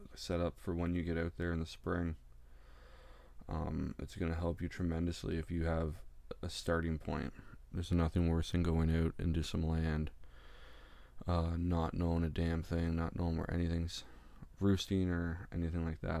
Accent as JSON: {"language": "English", "region": "Ontario", "country": "Canada", "said": "I'm from Ontario, Canada."}